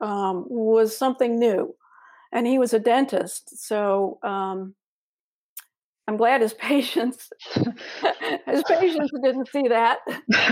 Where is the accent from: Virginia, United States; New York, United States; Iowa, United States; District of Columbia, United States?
Virginia, United States; Danville; moved away as an adult; also born or lived in Japan / England / Durham, North Carolina; now in North Carolina, United States; I'm from Danville, just like you.